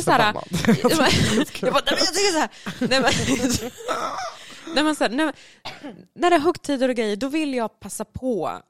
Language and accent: Swedish; Karlskoga, Örebro County, Sweden; Och jag är från